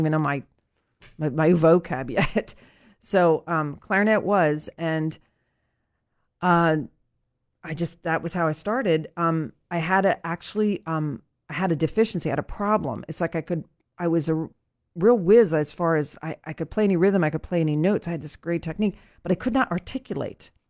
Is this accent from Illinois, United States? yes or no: no; Lancaster, Pennsylvania, United States; I grew up in Saint James Episcopal Church, which is here in Lancaster.